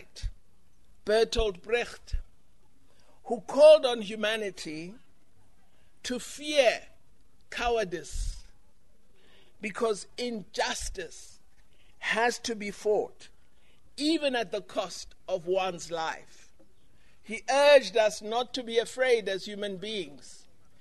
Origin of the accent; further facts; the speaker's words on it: Gaborone, South-East District, Botswana; now in South Africa; I was born in South Africa, I'm a South African, but I grew up in Gaborone. So I am of the Botswana